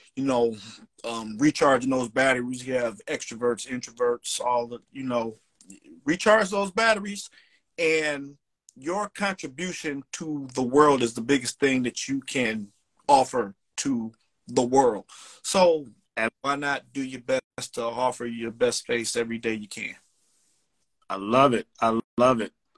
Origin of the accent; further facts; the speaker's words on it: Cleveland, Ohio, United States; now in Chicago, United States; I'm originally from Cleveland, Ohio, but I live now in Chicago.